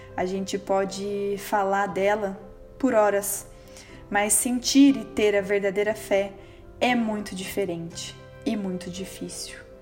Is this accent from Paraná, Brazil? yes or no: yes; Londrina, Paraná, Brazil; Eu nasci e moro em Londrina, no estado do Paraná